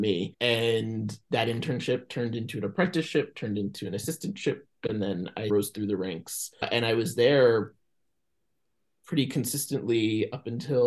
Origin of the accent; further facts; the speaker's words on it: Atlantic Beach, New York, United States; now in Los Angeles, United States; I grew up on Long Island in New York, just far Rockaway, a town called Atlantic Beach